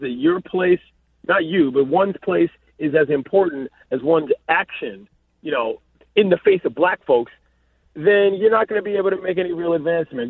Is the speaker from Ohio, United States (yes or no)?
no; Washington, District of Columbia, United States; also born or lived in Los Angeles; my hometown